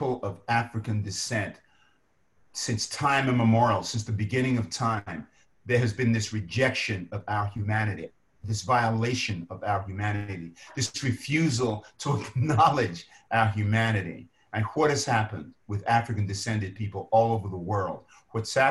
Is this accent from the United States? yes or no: no; London, United Kingdom; moved away; I was born in Lewisham Hospital in Southeast London